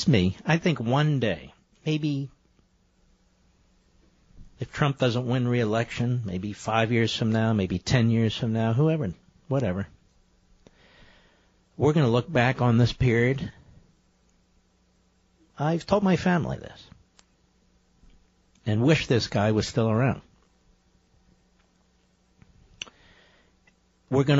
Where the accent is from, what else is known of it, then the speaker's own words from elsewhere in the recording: Philadelphia, Pennsylvania, United States; I'm from Philadelphia